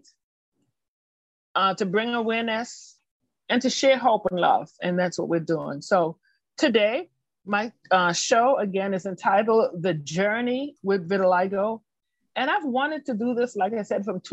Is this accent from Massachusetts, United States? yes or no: yes; Boston, Massachusetts, United States; I'm from Boston, Massachusetts